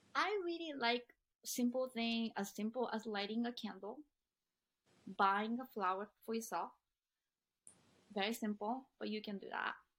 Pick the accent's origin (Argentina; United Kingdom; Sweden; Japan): Japan; now in United States; those are never ever talked about growing up in Japan. In fact, I tried to kill myself when I was 15